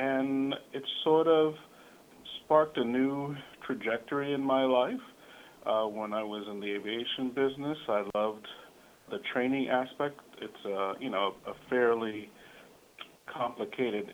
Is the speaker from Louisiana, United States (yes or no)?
no; New York City, New York, United States; moved away as an adult; also born or lived in Melbourne, Florida / Indiana; I was born in New York, in the Bronx